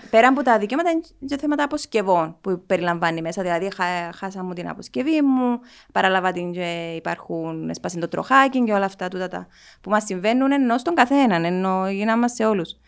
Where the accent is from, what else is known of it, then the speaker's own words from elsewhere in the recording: Nicosia, Nicosia District, Cyprus; είμαι από τη Λευκοσία, γεννήθηκα στη Λευκοσία.